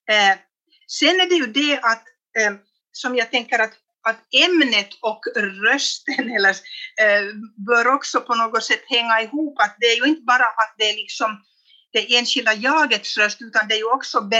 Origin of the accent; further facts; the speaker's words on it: Vännäs, Västerbotten County, Sweden; born there; eller pappa kom från Jeppo lite längre söderut och jag är då född i Vännäs.